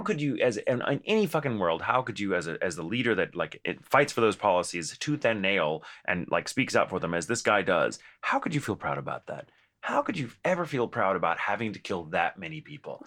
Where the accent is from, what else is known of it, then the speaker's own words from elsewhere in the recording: United States; I am also an American.